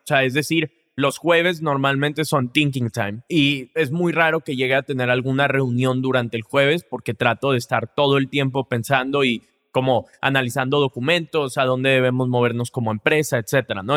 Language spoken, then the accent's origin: Spanish; Monterrey, Nuevo León, Mexico; yo crecí aquí en Monterrey